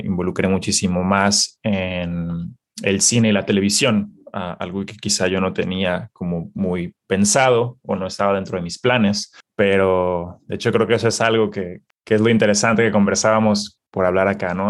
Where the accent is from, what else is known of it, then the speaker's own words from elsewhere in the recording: Guadalajara, Jalisco, Mexico; moved away as an adult; now in Los Angeles, United States; yo me identifico como, como un emprendedor mexicano. Ah, nací en Guadalajara, Jalisco. Eh, actualmente vivo en la ciudad de Los Ángeles